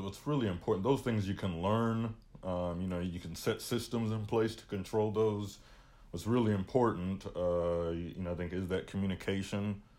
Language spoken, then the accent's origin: English; United States; I hate to say it because I am American